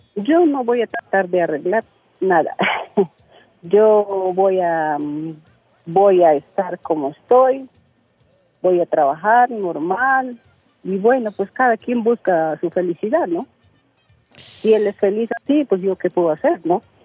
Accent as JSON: {"language": "Spanish", "region": "Loreto", "country": "Peru", "said": "Soy del departamento de Loreto"}